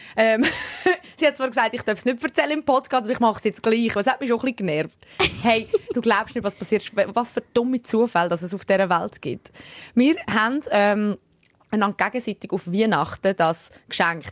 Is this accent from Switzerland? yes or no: yes; Switzerland; accent: Swiss German; also born or lived in Sicily; wie ich Schweizerdeutsch, Englisch rede